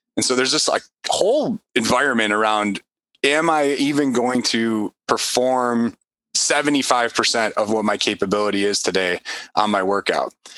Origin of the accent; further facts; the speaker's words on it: Chicago, Illinois, United States; I'm from Chicago